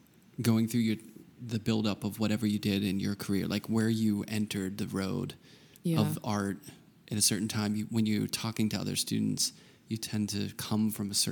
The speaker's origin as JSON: {"language": "English", "town": "Pittsburgh", "region": "Pennsylvania", "country": "United States", "tie": "born or raised there", "said": "Like, I always feel when I grew up in Pittsburgh, and when I go out west, there's something nice about it."}